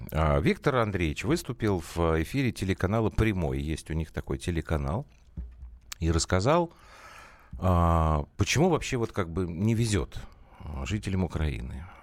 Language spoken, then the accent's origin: Russian; Moscow, Russia; я из Москвы